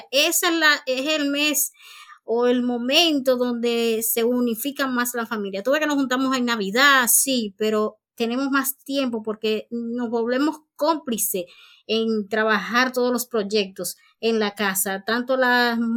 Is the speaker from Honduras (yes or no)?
no; Santiago de los Caballeros, Santiago, Dominican Republic